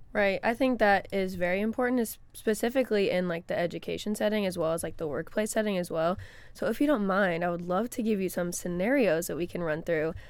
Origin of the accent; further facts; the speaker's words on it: Florissant, Missouri, United States; also born or lived in St. Charles, Missouri; I grew up in Florissant, Missouri, which is a, my neighborhood was predominantly black, and then I moved to Saint Charles, Missouri